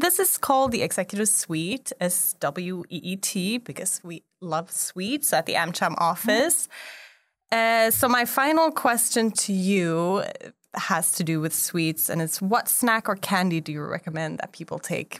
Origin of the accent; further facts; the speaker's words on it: Sweden; now in Taiwan; I'm from Sweden originally, and on an island east of Sweden